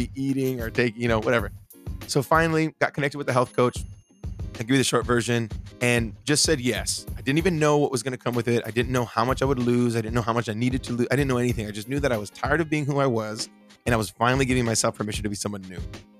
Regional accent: Bakersfield, California, United States; moved away; home this weekend or this last few days in Bakersfield, my hometown

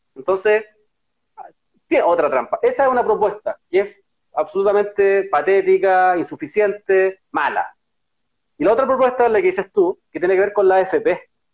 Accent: Chile; nosotros como pueblo chileno

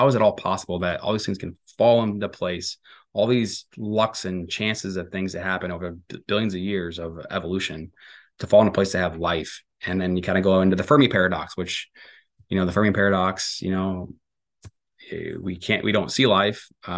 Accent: St. Louis, Missouri, United States; I was raised Catholic in St. Louis, and you know, I went to a Catholic grade school, and you know, in Florissant, Missouri, there was a lot of Catholic grade schools

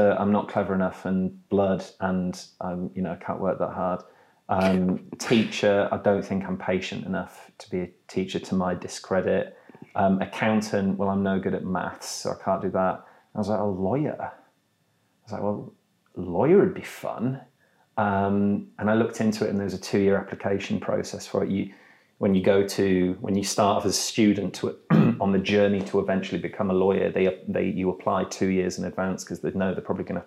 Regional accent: York, Yorkshire and the Humber, United Kingdom; I'm from York.

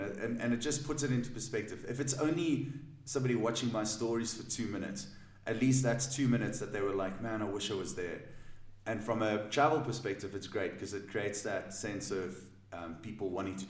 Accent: South Africa; I'm from South Africa. Where in the south of Africa? Well, South Africa is a country, and you know, that's my home.

